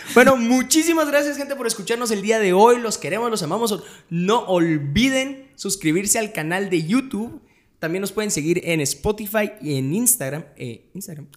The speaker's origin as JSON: {"language": "Spanish", "country": "Guatemala"}